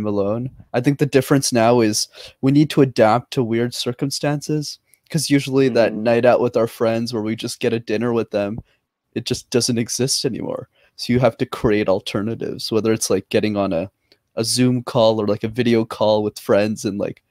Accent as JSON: {"language": "English", "town": "Montreal", "region": "Quebec", "country": "Canada", "tie": "born or raised there", "said": "I'm born and raised in Montreal"}